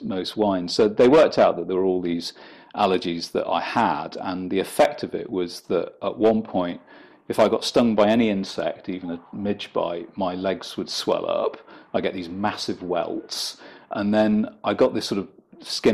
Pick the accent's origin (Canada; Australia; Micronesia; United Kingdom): United Kingdom; Blundell Sands, North West England; moved away; also born or lived in London; I actually grew up in a little town called Blundell Sands, which is on the estuary of the River Mersey.